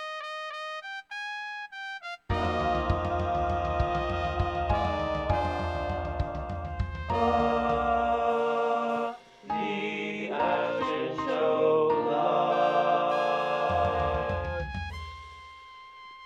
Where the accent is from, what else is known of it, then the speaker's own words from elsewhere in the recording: Franklin, New Jersey, United States; moved away as an adult; now in New York City, United States; I grew up in Franklin, New Jersey, shout out F-Town, the heart of Central Jersey